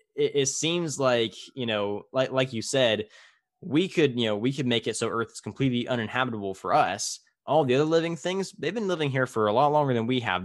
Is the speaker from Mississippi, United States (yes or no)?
no; Tulare, California, United States; in my hometown of Tulare